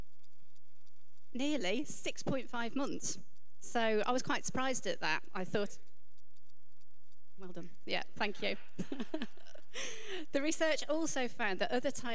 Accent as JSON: {"language": "English", "country": "United Kingdom", "said": "as British people"}